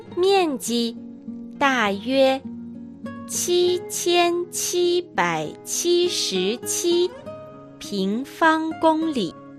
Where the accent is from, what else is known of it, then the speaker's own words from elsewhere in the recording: Northeast, Northeast China, China; accent: Dongbei; 私は東北人ですので、東北なまりがあります